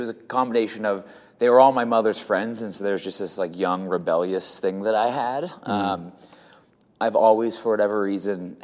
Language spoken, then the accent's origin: English; South Shore of Massachusetts, United States; I grew up in the South Shore of Massachusetts